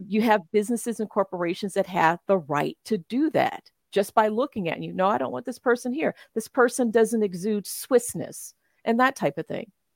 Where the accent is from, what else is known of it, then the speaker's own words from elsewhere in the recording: Memphis, Tennessee, United States; moved away as an adult; now in Switzerland; I am from Memphis, Memphis, Tennessee